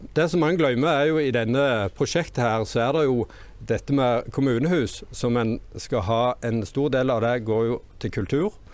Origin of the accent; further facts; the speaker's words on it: Orre, Rogaland, Norway; Jeg kommer fra Åre, og jeg er Senterpartiet sin ordførerkandidat.